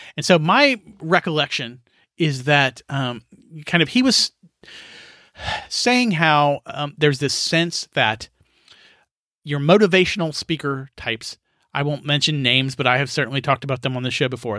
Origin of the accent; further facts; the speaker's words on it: rural Kansas, United States; as a kid in Kansas, growing up in Kansas, where you had to make your own fun.